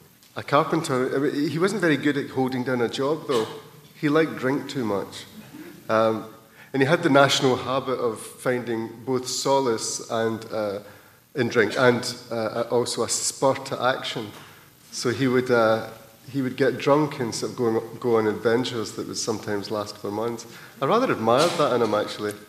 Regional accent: Scotland, United Kingdom; this housing estate we grew up on in Scotland

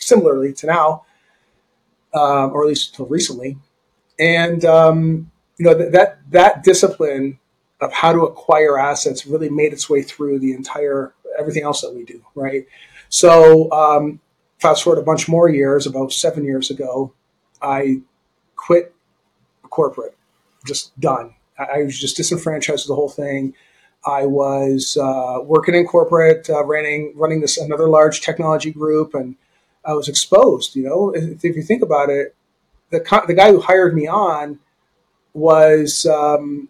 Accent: Canada; I grew up in Canada

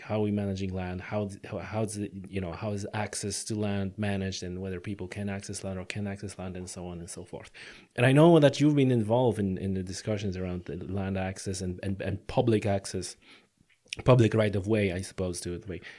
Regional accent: Poland; now in Ireland; I come from Poland

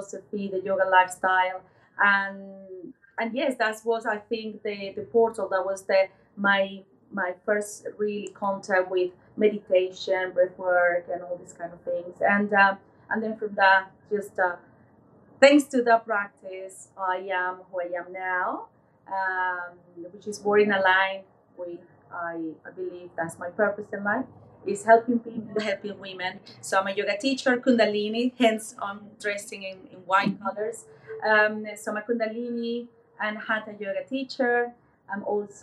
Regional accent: Venezuela; moved away as an adult; now in United Kingdom; I was born in Venezuela, so I'm originally from Latin America. Moved into the UK about 20 years ago

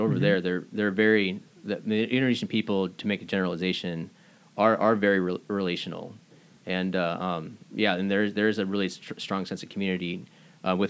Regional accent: Camano Island, Washington, United States; moved away as an adult; I grew up here on Camino Island.

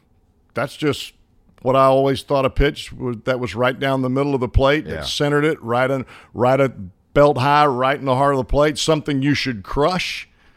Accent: the South, United States; accent: country accent; I am from the South, and I do have a country accent, so it kind of meshes with that.

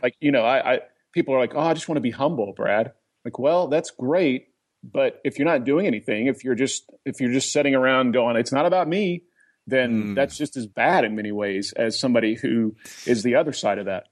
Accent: Oklahoma, United States; also born or lived in Colorado; now in Atlanta, United States; I grew up in Oklahoma.

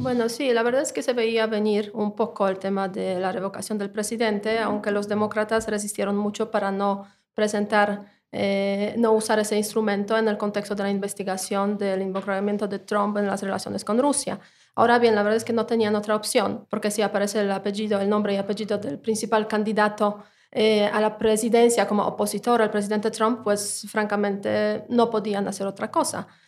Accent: Poland; now in Mexico; una polaca en México

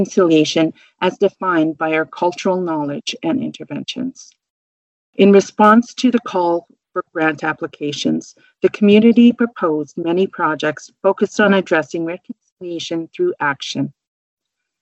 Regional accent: Kuchiching First Nation, Treaty 3, Ontario, Canada; also born or lived in Onigaming, Ontario; I am from Treaty 3, Kuchiching First Nation.

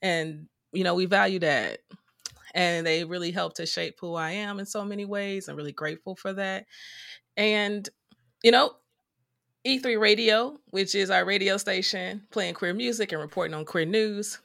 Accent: Chicago, Illinois, United States; I'm from the south side of Chicago. I grew up with my mom, my dad, and my older sister.

